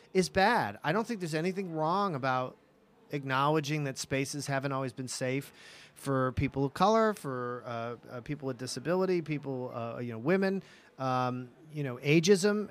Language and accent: English; New England, United States; moved away; also born or lived in Los Angeles; I grew up in New England